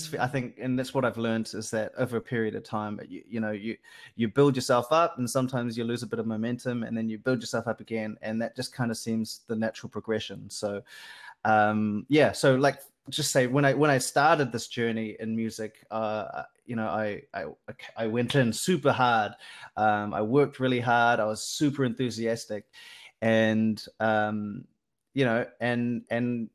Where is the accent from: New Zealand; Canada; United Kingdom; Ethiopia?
New Zealand; I'm from New Zealand